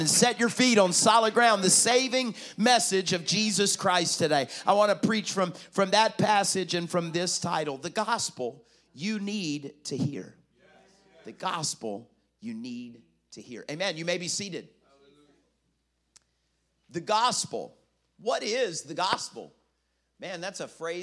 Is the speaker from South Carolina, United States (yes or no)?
yes; South Carolina, United States; now in Florida, United States; I'm from South Carolina. I live in Florida, but I'm South Carolina boy.